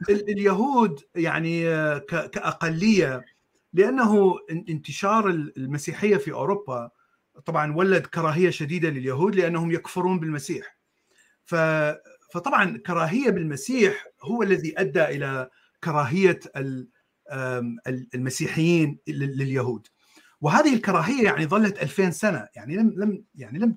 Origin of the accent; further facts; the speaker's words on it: Iraq; born there; also born or lived in Jordan / United States; انا ولدت بالعراق وعشت بالاردن وعشت بامريكا